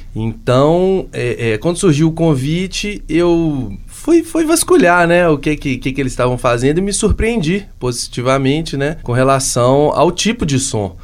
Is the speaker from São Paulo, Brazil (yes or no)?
no; Minas Gerais, Brazil; todos nós somos mineiros